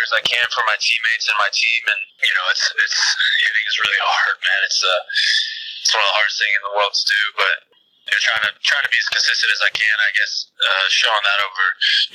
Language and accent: English; Texas, United States; moved away; I grew up in Texas